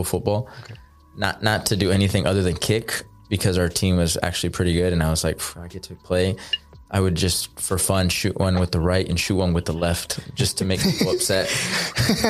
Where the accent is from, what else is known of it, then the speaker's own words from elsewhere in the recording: Cedar Park, Texas, United States; also born or lived in Austin, Texas; my parents lived in Cedar Park, Texas. So that's where I grew up